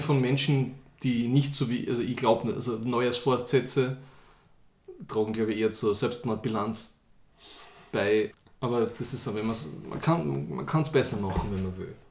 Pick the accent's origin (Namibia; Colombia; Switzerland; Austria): Austria; Ich, als echter Österreicher, habe immer nur das Christkind gekannt.